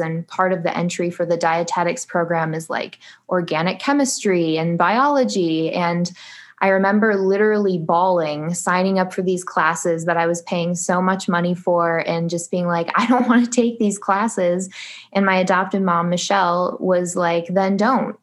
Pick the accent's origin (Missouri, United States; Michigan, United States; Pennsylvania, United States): Michigan, United States; now in Phoenix, United States; right now I live in Phoenix, Arizona, though I'm originally from Michigan, so I'm a Midwest girl.